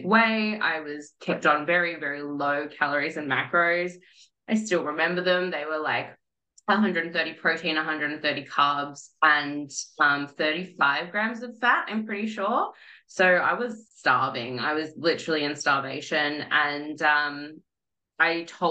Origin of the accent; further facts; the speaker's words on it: Melbourne, Victoria, Australia; moved away; I'm originally from Melbourne